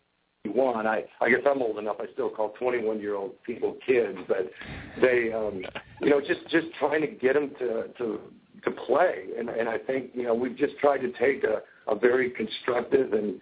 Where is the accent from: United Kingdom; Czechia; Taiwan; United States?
United States; Wisconsin; moved away as an adult; I grew up in Wisconsin